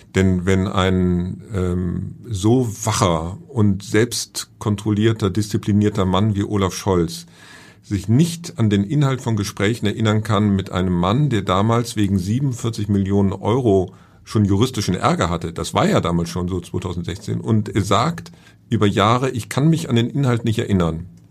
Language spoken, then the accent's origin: German; Hamburg, Germany; ich bin Hamburger